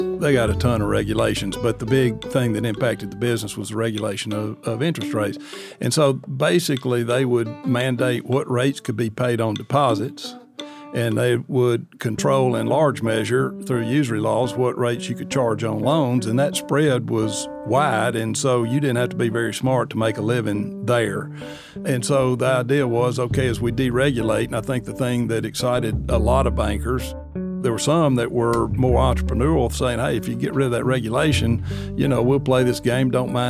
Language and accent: English; Atlanta, Georgia, United States; I grew up in Atlanta, Georgia.